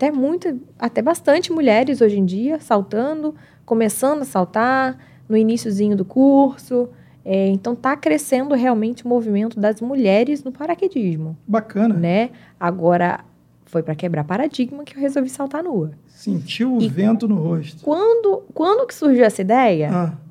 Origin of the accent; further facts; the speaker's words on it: João Pessoa, Paraíba, Brazil; born there; como eu nasci em João Pessoa, eu conheço a praia de nudismo em João Pessoa.